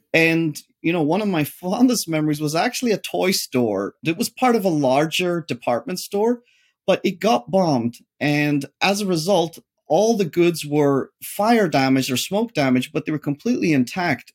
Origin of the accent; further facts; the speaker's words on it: Derry, Northern Ireland, United Kingdom; moved away; as a child, I grew up in the Protestant area, which is the British area. Interestingly, Derry City is split